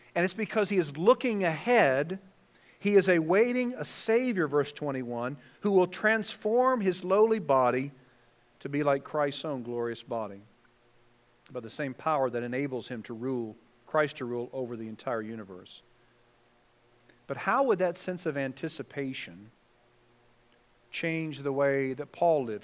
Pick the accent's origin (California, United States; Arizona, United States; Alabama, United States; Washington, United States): California, United States; Southern; I was from Southern California